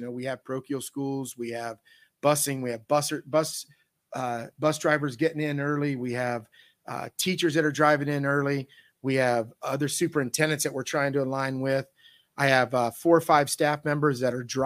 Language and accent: English; Northeastern Ohio, United States; I was from Northeastern Ohio up here